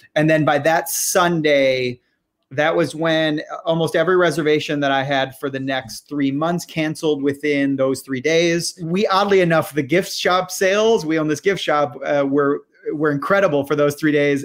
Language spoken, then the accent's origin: English; Michigan, United States; I grew up in Michigan